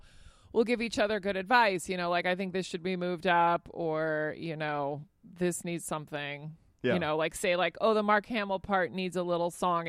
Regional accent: Spain; but I grew up in Spain. So he'll bring up stuff that I've never heard of.

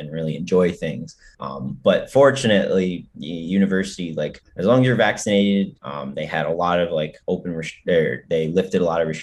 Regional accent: Piscataway, New Jersey, United States; I'm from New Jersey, but I'm from like town of Piscataway, which is right near Rutgers

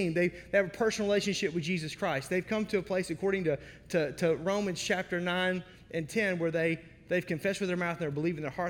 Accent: United States; now in Wisconsin, United States; I was born in the Mississippi Delta outside of Memphis

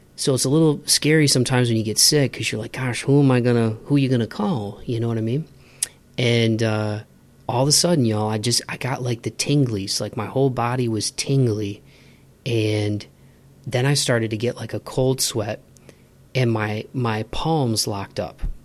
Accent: Midwest, United States; I grew up in the Midwest

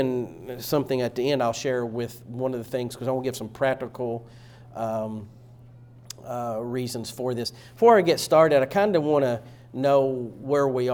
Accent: East Tennessee, United States; growing up in East Tennessee

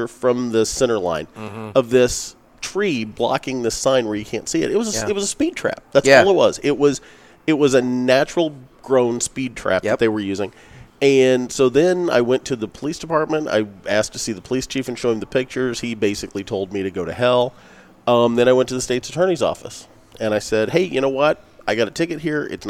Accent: Pinckneyville, Illinois, United States; I'm from Pinckneyville

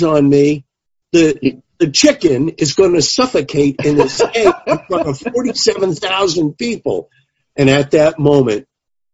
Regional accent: New York City, New York, United States; I grew up in the Bronx. I actually grew up 4.5 miles from home plate of Yankee Stadium

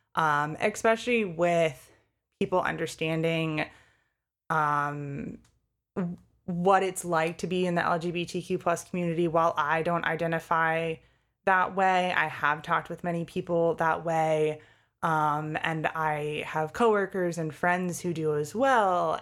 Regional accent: Connecticut, United States; moved away as an adult; now in Pennsylvania, United States; I grew up in Connecticut. and then came to Pennsylvania for college

